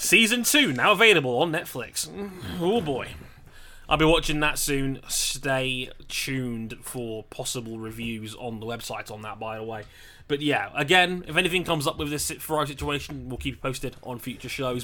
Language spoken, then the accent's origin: English; United Kingdom; being British